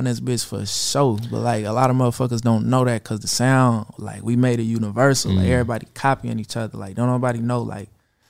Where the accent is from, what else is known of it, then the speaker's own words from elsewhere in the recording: Vallejo, California, United States; I'm from Vallejo.